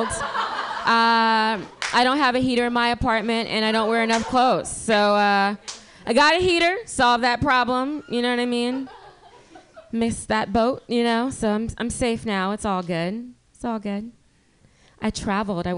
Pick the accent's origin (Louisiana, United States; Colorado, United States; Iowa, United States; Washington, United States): Louisiana, United States; now in San Francisco Bay Area, United States; I'm from Louisiana, and I went back home for the holidays